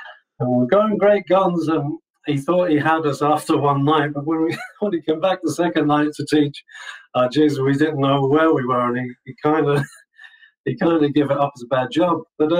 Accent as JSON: {"language": "English", "region": "London", "country": "United Kingdom", "tie": "born or raised there", "moved": "yes", "lives_now": "Ireland", "said": "our family were born in London. So I grew up and learned a lot of my music in my formative years in London, which was a real hotbed for music at the time."}